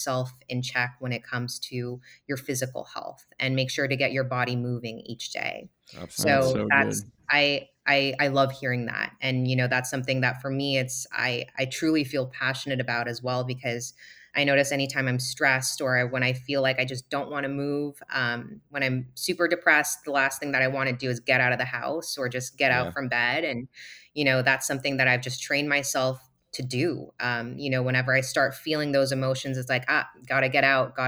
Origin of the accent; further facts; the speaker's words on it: Singapore; We're both from Singapore